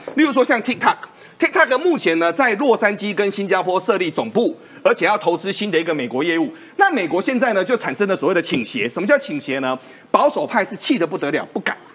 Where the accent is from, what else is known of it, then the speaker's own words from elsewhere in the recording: Taiwan; 我们台湾人